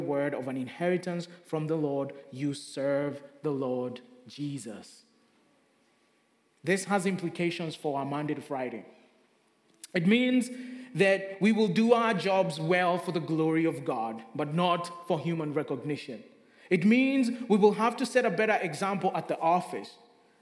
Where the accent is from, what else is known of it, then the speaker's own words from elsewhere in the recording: Kenya; moved away; Growing up in Kenya